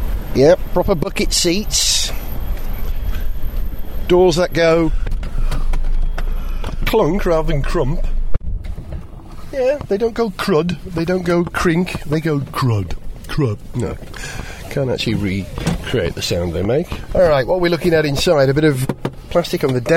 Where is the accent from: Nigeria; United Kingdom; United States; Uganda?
United Kingdom; Wales; being a Welshman.